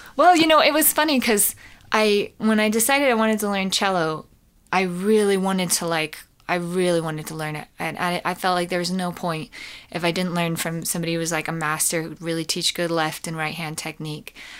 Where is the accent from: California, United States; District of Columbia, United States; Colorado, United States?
Colorado, United States; I grew up in Colorado